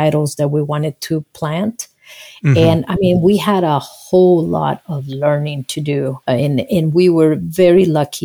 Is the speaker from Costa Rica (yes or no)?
yes; Costa Rica; English is a second language; moved away; also born or lived in Nebraska, United States; I was born in Costa Rica, and I came to the United States as an exchange student.